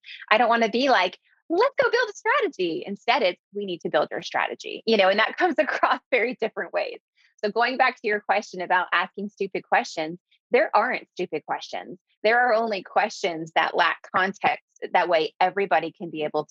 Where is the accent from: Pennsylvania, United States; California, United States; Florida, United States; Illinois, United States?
Florida, United States; Clearwater